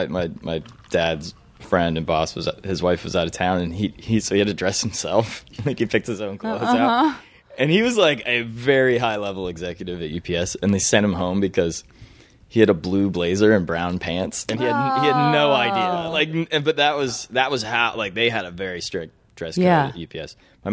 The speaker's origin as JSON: {"language": "English", "town": "Cleveland", "region": "Ohio", "country": "United States", "tie": "born or raised there", "also_born_or_lived": "Marietta, Georgia / Louisville, Kentucky", "said": "So I was born in Cleveland, Ohio. I lived there for 7 years. I moved to Marietta, Georgia, outside of Roswell, for 5 years. Moved to Louisville, Kentucky for 4 years."}